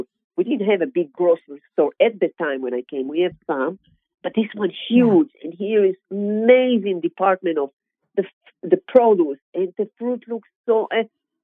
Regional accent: Israel; English is a second language; moved away as an adult; now in United States; I am originally born and grown in Israel, state of Israel.

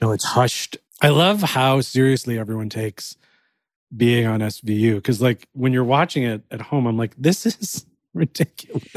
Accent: Cleveland, Ohio, United States; I grew up in Cleveland, Ohio, and I really wanted to move to New York

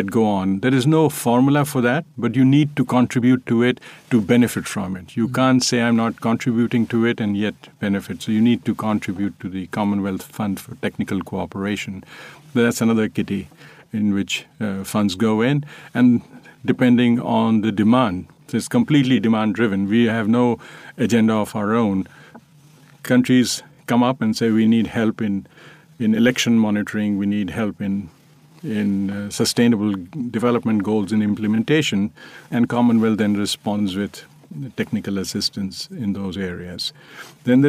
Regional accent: India

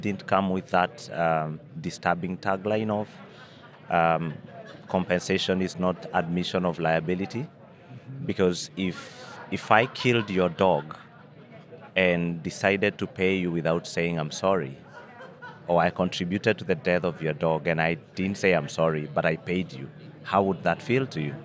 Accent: Kenya; as a Kenyan

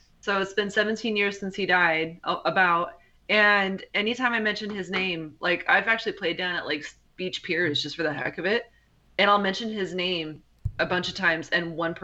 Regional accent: Upland, California, United States; I grew up in Upland

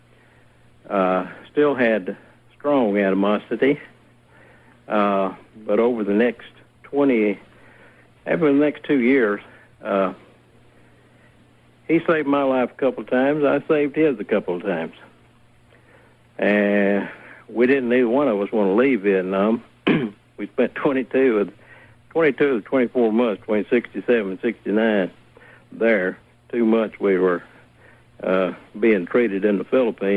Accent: Alabama, United States; I grew up in Alabama and was raised as a racist.

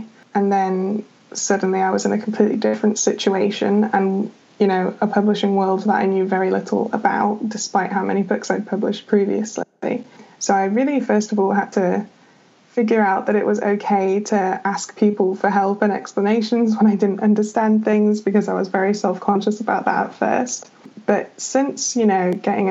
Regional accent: United Kingdom; I'm British

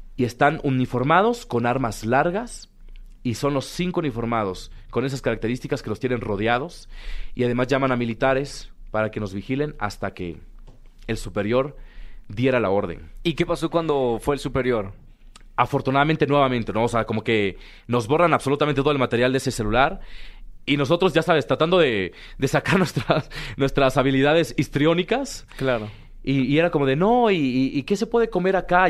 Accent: Mexico; also born or lived in Puebla / Chiapas / Mexico City; es el país en donde yo nací, donde he crecido

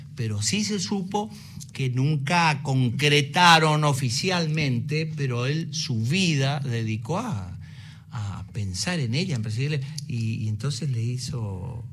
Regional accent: Curuzú Cuatiá, Corrientes, Argentina; yo vengo de Curuzucatea, de una, de una ciudad

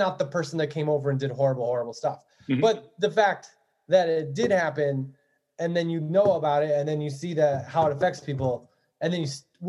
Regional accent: Cleveland, Ohio, United States; because I was born in Cleveland and like we had the stuff, and growing up, we didn't see anything wrong with it.

